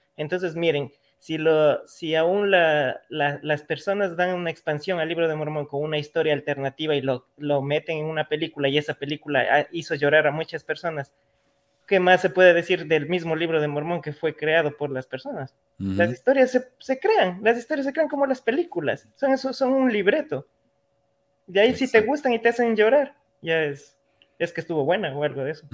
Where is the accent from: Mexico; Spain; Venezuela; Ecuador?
Ecuador; en mi país, en Ecuador